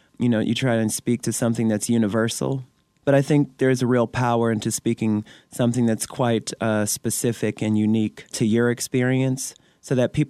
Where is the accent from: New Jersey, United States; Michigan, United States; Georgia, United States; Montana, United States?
Michigan, United States; Detroit; now in Canada; I was born and raised in Detroit